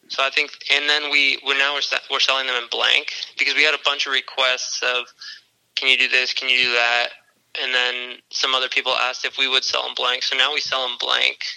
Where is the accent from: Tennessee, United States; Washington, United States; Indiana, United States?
Washington, United States; Olympia; I grew up in Olympia